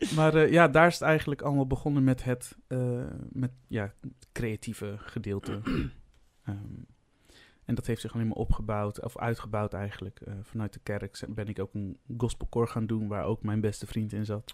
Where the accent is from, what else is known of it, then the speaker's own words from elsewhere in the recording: Vlissingen, Zeeland, Netherlands; moved away as an adult; ik ben dus opgegroeid in Vlissingen